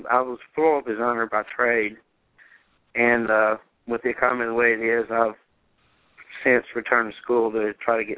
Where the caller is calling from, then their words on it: Chattanooga, Tennessee, United States; I'm calling from Chattanooga, Tennessee.